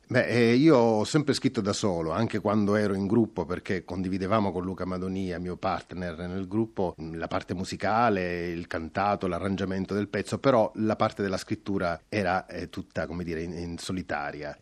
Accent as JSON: {"language": "Italian", "region": "Sicily", "country": "Italy", "said": "geneticamente da siciliano anche questo tipo di attitudine"}